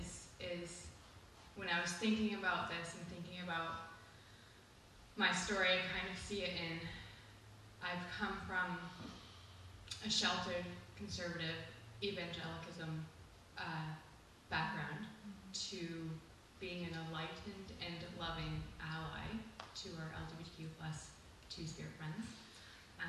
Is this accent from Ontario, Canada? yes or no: yes; Ontario, Canada; moved away as an adult; now in St. Stephen, Canada; I attended private Christian schools predominantly of the same denomination, from junior kindergarten in Ontario, that starts for me at the age of 3, through to grade 12